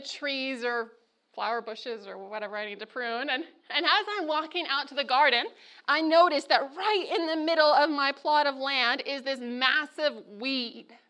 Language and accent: English; Northern California, United States; now in Loma Linda, United States; I'm from Northern California